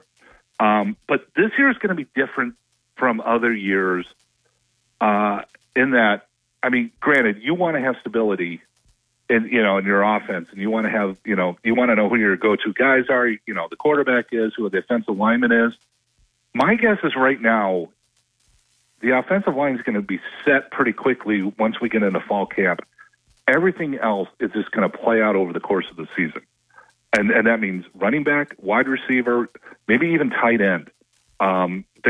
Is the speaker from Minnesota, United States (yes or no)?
yes; Minnesota, United States; I'm from Minnesota